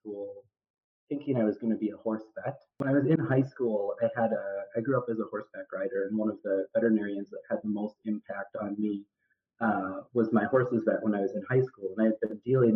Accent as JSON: {"language": "English", "town": "Madison", "region": "Wisconsin", "country": "United States", "tie": "born or raised there", "moved": "as an adult", "said": "I grew up in Madison, Wisconsin, so when I came back here for vet school, it was returning to my old stomping grounds a little bit, and I'm currently still in Madison, Wisconsin"}